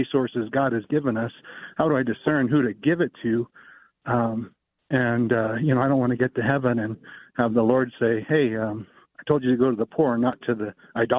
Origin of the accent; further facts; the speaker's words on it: Oregon, United States; we're from Oregon